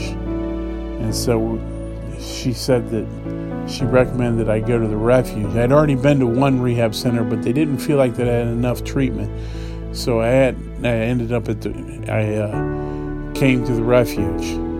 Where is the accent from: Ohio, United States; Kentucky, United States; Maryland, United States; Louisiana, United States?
Ohio, United States; Dayton; moved away; I'm from Dayton, Ohio